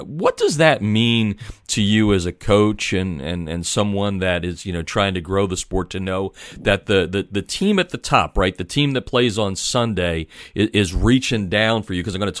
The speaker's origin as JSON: {"language": "English", "region": "Pennsylvania", "country": "United States", "tie": "born or raised there", "said": "I grew up in Pennsylvania"}